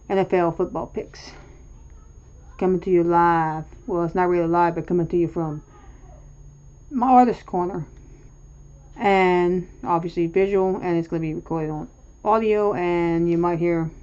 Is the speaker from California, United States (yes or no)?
no; Cajun, Louisiana, United States; accent: Cajun; excuse my Cajun accent.